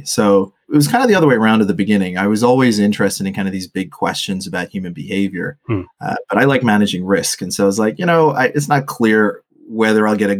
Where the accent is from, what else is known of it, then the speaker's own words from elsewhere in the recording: Botswana; also born or lived in Australia / Papua New Guinea; so my family's from Sri Lanka, which went through, kind of a 3-decade civil war. And I grew up in Botswana, in the 90s, pre and post apartheid. I lived in Australia and I'd lived in Papua New Guinea